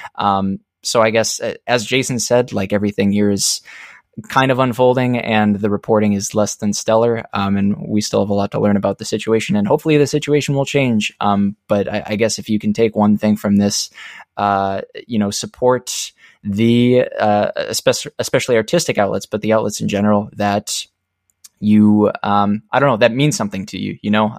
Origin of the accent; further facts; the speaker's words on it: Minnesota, United States; now in Minneapolis, United States; I grew up in Minnesota, and I came here, uh, to Minneapolis for college.